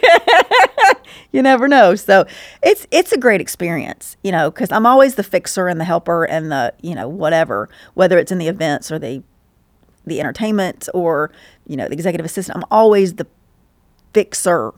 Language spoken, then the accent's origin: English; Stockbridge, Georgia, United States; I grew up in Stockbridge